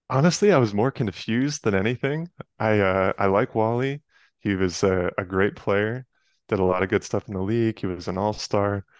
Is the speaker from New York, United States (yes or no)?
yes; Westchester County, New York, United States; moved away as an adult; now in Chicago, United States; I grew up in Westchester County, just outside of Manhattan. So, I lived there from age five to eighteen